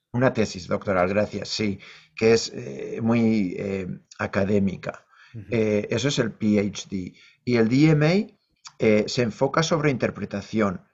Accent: Leioa, Basque Country, Spain; moved away as an adult; also born or lived in Bilbao / New York; now in North Carolina, United States; yo nací en Bilbao, crecí en Leioa

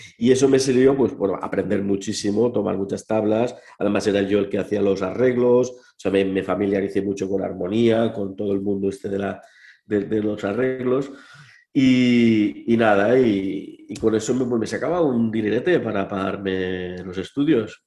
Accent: Santa Pola, Valencian Community, Spain; soy de Santa Pola, eh, ahí en Alicante

